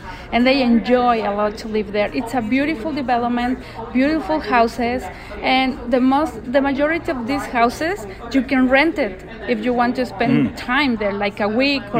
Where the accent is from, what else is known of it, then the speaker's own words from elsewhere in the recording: Mexico City, Mexico; English is a second language; now in Loreto, Mexico; I'm from Mexico City and I fell in love to Loreto when I arrived the first time there, and I live there